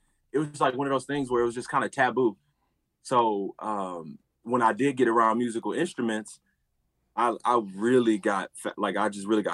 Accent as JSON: {"language": "English", "town": "Houston", "region": "Texas", "country": "United States", "tie": "born or raised there", "said": "I'm from Houston, Texas. Born and raised"}